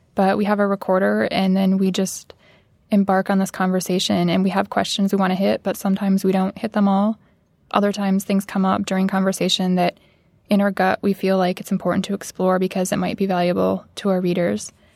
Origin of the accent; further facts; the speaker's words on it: Midwest, United States; growing up in the Midwest